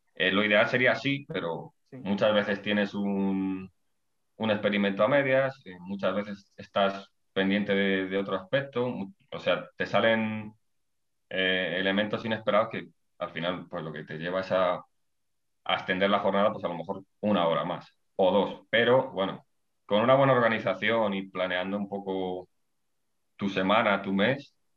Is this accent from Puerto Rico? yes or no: no; Ávila, Castile and León, Spain; moved away as an adult; now in León, Spain; yo soy de, de Ávila